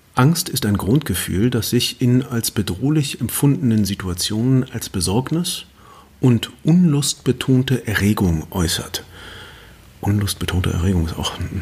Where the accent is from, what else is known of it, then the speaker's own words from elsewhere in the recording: Germany; wir Deutschen